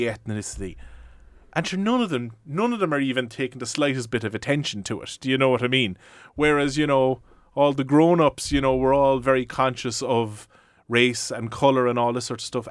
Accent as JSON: {"language": "English", "area": "West Cork", "region": "Munster", "country": "Ireland", "said": "I'm from West Cork"}